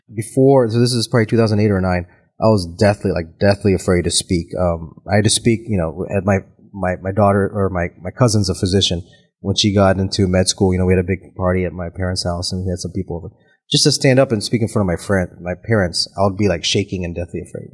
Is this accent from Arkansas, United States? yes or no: no; Tampa, Florida, United States; also born or lived in Auckland, New Zealand / Los Angeles; born in Auckland, New Zealand, but I grew up here in Tampa, Florida.